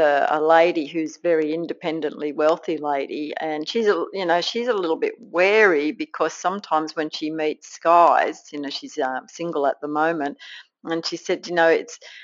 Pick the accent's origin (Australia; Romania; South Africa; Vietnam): Australia; accent: Aussie; with my Aussie accent